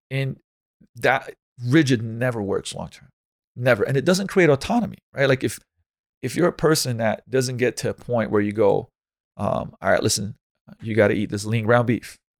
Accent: Slovenia; moved away as an adult; now in United States; I come from Slovenia, it's like, in this winter, there's a lot of snow

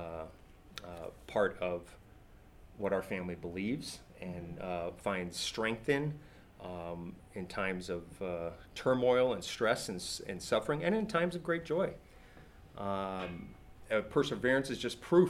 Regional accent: California, United States; born or raised there; moved away

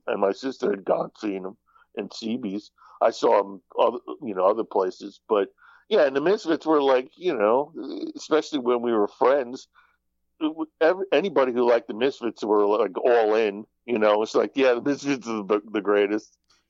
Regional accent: New Jersey, United States; moved away; when I was growing up in Jersey

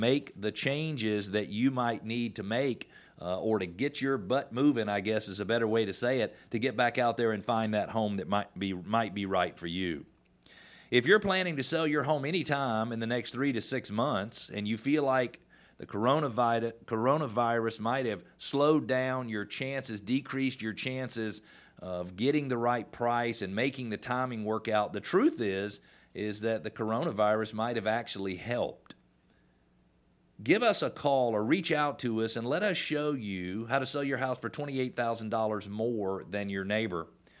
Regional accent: Atlanta, Georgia, United States; also born or lived in Indiana / South Carolina / Illinois; you are a native of Metro Atlanta. I was born in Metro Atlanta in 1968. I've lived in Atlanta most of my life, with the exception of 10 years where I worked for another company, and I lived in Indiana, I lived in South Carolina

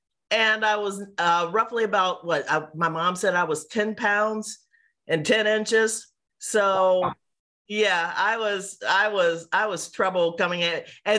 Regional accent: Chicago, Illinois, United States; now in Los Angeles, United States; I was born in Chicago, on the south side of Chicago

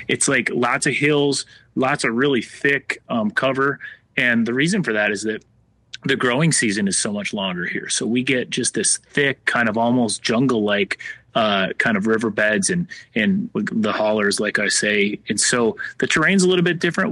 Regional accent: Minnesota, United States; moved away as an adult; now in Nashville, United States; I'm originally from Minnesota, and I, um, you know, growing up there, just watching the leaves turn

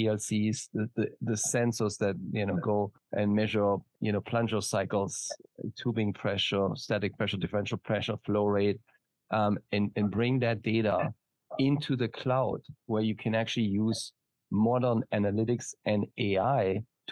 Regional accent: Germany; now in San Diego, United States; as you can probably hear from my slight accent, I'm not from Texas. I am from Germany originally. Currently, I'm based in San Diego

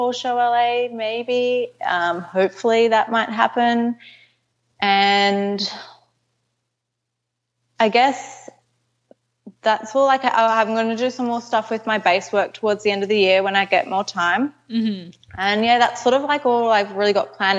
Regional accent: Canberra, Australian Capital Territory, Australia; I live in Canberra. It's sort of near Sydney. It's about like a 3.5 hour drive from Sydney. Okay. So I go to Sydney quite a bit, but yeah, I'm from Canberra.

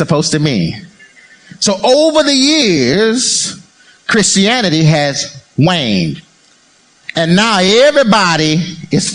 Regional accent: United States; I'm an American

